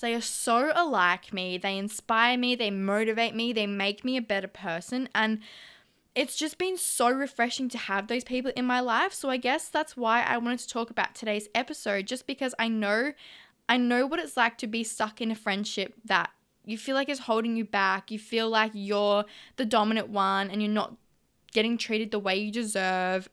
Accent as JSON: {"language": "English", "town": "Melbourne", "region": "Victoria", "country": "Australia", "tie": "born or raised there", "moved": "as an adult", "lives_now": "Gold Coast, Australia", "said": "I am an original Melbourne girl, but I've moved up to the Gold Coast"}